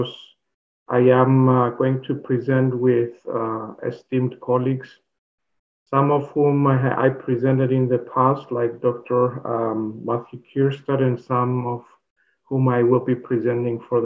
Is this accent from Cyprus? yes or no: yes; Cyprus; moved away as an adult; also born or lived in Finland; now in Alberta, Canada; I originally come from that little island that is called Cyprus